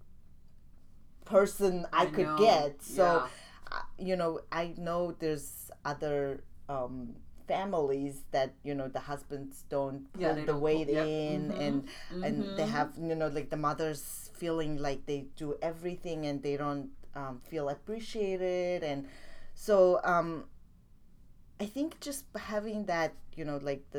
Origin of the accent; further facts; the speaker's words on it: Mongolia; moved away as an adult; I'm from Mongolia.